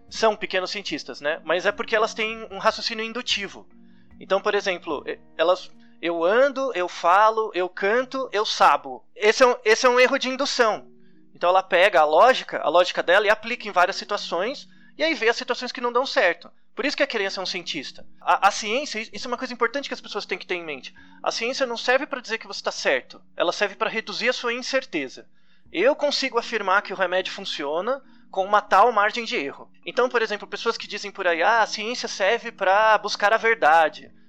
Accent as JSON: {"language": "Portuguese", "region": "São Paulo", "country": "Brazil", "said": "Eu nem sabia o que era USP. Né? Eu sou de São"}